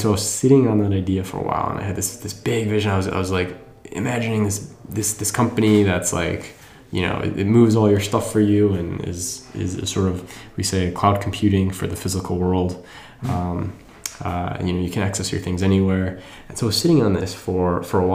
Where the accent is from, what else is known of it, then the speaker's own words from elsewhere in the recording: Wisconsin, United States; moved away as an adult; also born or lived in New York / Bangalore, India / London / San Diego; now in San Francisco, United States; I am originally from the Midwest. I grew up in Wisconsin.